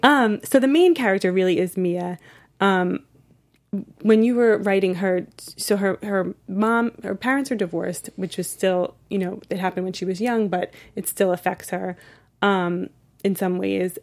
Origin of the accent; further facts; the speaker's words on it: East Coast, United States; now in Los Angeles, United States; I'm from the East Coast, but I'm living in L